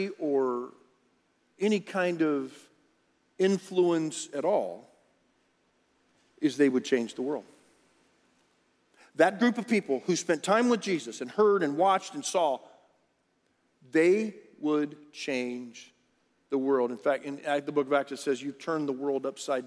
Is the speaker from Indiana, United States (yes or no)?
no; Rio Grande Valley, Texas, United States; When I was growing up in the Rio Grande Valley, we were by the beach